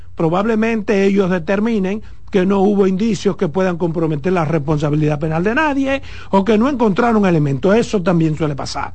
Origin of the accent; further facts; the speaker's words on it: Pedernales, Dominican Republic; por Pedernales, de donde yo soy.